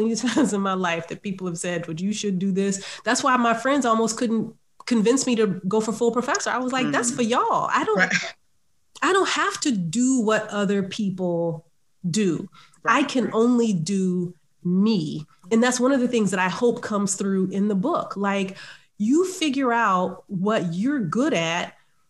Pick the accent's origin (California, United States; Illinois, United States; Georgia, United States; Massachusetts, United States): Georgia, United States; Savannah; I grew up in Savannah, Georgia